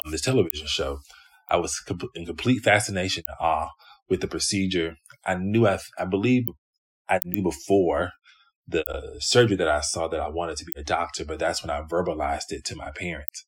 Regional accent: Greenville, South Carolina, United States; now in Cincinnati, United States; I grew up in Greenville, South Carolina

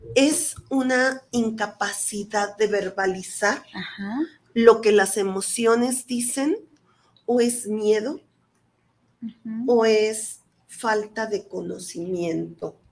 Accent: Mexico; yo soy madre mexicana

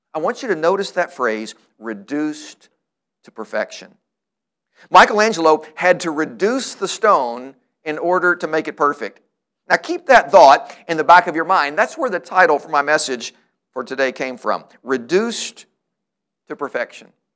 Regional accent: Louisville, Kentucky, United States; the church where I grew up here in Louisville

